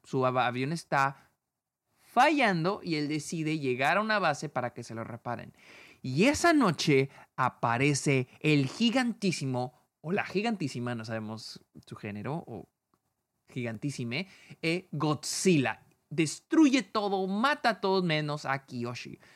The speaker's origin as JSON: {"language": "Spanish", "country": "Mexico", "said": "yo como mexicano"}